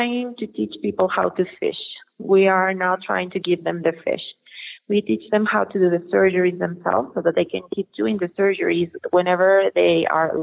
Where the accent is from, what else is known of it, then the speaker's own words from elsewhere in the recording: Mexico; And I'm from Mexico. I live 2 hours drive from Mexico City